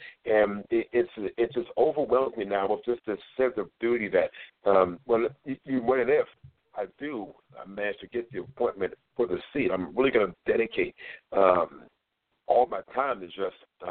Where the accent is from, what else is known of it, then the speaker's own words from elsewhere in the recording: Hagerstown, Maryland, United States; I grew up in the Bethel Gardens projects. I was a Boys and Girls Club kid